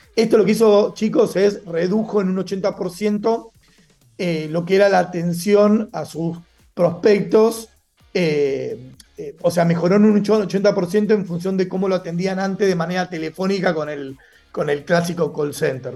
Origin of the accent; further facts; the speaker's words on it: Argentina; moved away as an adult; now in Mexico; Soy argentino viviendo en México hace ya algunos años